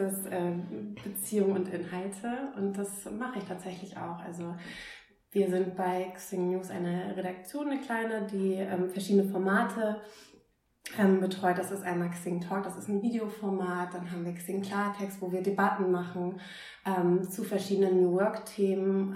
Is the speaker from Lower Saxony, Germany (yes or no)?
yes; Oldenburg, Lower Saxony, Germany; moved away as an adult; also born or lived in Groningen, Netherlands; ich komme aus Oldenburg ursprünglich. Da war ich dann die berühmte Eisverkäuferin